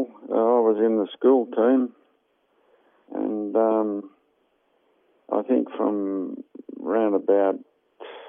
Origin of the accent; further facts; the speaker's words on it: Bulli, New South Wales, Australia; also born or lived in Woonona; that's where I more or less grew up, Slacky Flat, opposite Bulleye Showground. In Bulleye, yeah, until when I got married and left